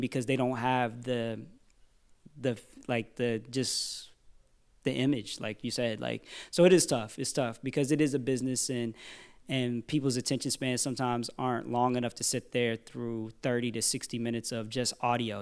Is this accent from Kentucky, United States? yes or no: no; Virginia, United States; I'm from Virginia